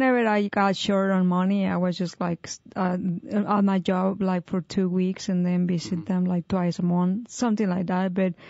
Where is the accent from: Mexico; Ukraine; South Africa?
Mexico; moved away as an adult; when I used to work in Mexico, one of my jobs, like here, I used to drive from my hometown to my job.